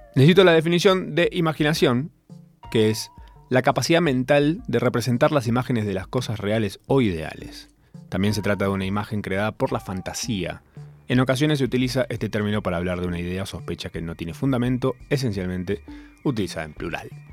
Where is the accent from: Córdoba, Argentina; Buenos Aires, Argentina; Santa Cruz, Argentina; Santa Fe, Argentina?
Córdoba, Argentina; en general soy cordobés